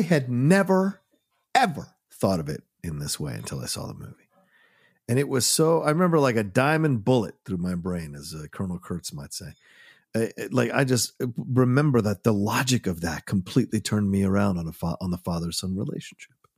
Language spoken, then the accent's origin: English; United States; I'm American, very much